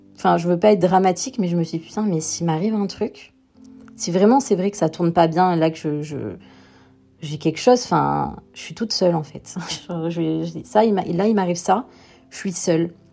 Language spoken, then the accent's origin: French; the South, southern France, France; moved away as an adult; also born or lived in Paris; Je suis originaire du Sud